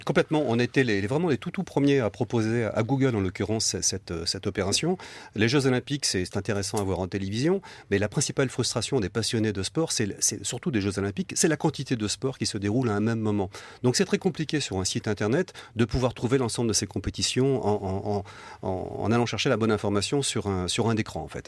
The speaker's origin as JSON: {"language": "French", "country": "France", "said": "chez nous en France"}